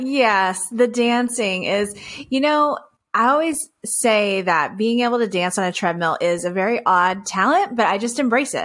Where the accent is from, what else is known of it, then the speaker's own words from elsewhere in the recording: Texas, United States; I come from Texas. I still live in Texas. I actually live in the city of Houston now, and with my husband and our two kiddos